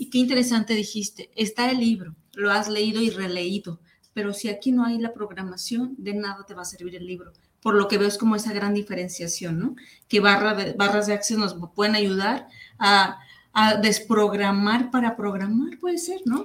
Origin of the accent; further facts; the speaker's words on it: Mexico; como mexicanos